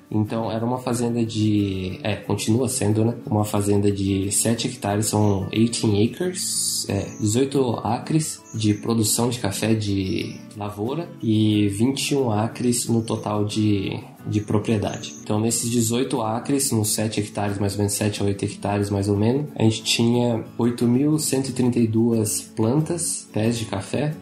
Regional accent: São José dos Campos, São Paulo, Brazil; moved away as an adult; also born or lived in Lavras, Minas Gerais / Ohio / Hawaii; eu sou de São José dos Campos, São Paulo

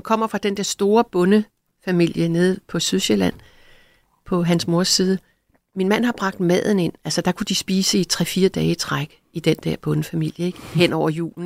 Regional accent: Greenland; now in Denmark; jeg er født i Grønland

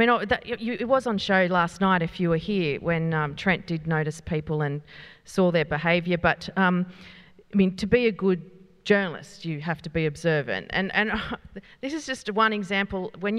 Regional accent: Australia; accent: Westy; And I said, oh, well, yeah, I'm a bit Westy. Like I'm a bit, got a sort of intonation in my voice.

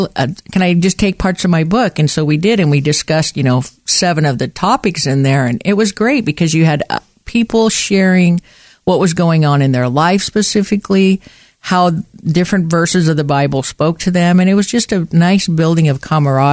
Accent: western Montana, United States; moved away as an adult; also born or lived in Portland; I grew up in Montana, and I was born and raised in Montana in the western part of the state

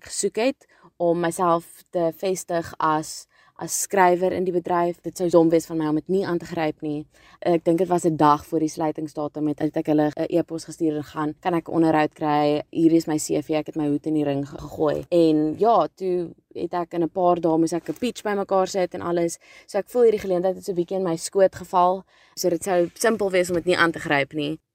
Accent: Cape Town, Western Cape, South Africa; ek kom van Kaapstad af

